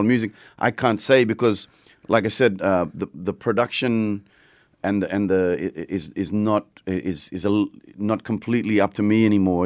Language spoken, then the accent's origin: English; Papua New Guinea; I grew up in Papua New Guinea